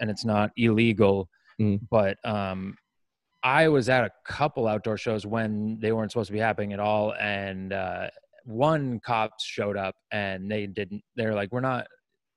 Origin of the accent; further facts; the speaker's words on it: Maine, United States; now in California, United States; I grew up in Maine, but not that part. I grew up in the woods part, not the not the rich coast.